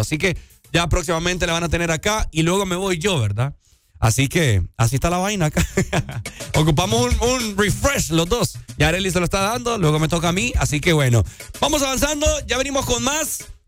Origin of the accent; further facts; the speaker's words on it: Honduras; como hondureños nosotros